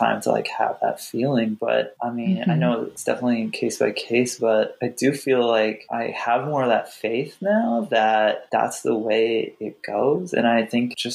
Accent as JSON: {"language": "English", "region": "Iowa", "country": "United States", "tie": "born or raised there", "also_born_or_lived": "Wisconsin", "said": "growing up in Iowa and Wisconsin"}